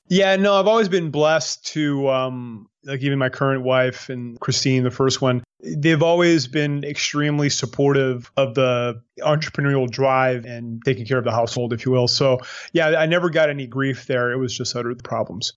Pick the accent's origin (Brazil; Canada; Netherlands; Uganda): Canada; New Brunswick; moved away as an adult; now in Panama; I'm from New Brunswick